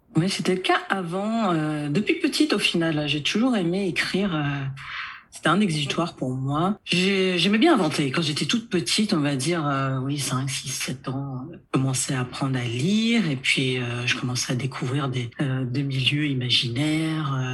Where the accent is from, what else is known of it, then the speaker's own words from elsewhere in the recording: Nanterre, Île-de-France, France; also born or lived in United States; J'ai grandi à Nanterre